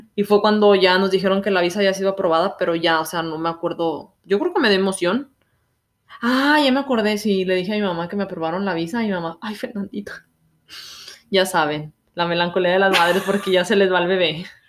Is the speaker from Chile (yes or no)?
no; Mexico; moved away as an adult; now in Canada; Como mexicano